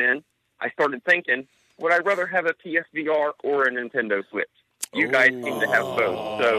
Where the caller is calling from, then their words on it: Franklin, Indiana, United States; Oh, I am in Franklin, Indiana.